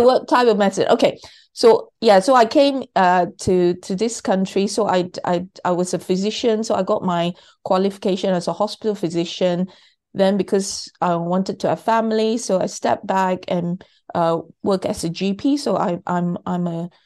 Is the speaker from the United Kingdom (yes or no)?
no; Malaysia; I was born in Malaysia.